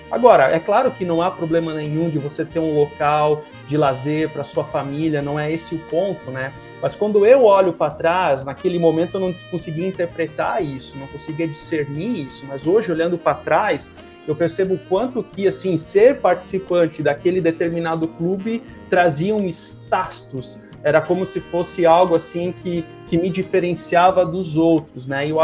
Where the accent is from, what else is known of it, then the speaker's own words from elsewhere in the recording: South Region, Brazil; E, e como sulista tem o chimarrão, né?